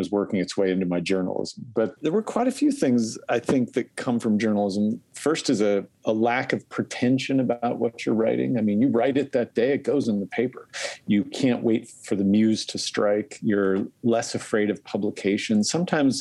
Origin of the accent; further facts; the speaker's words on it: Spokane Valley, Washington, United States; growing up in the Spokane Valley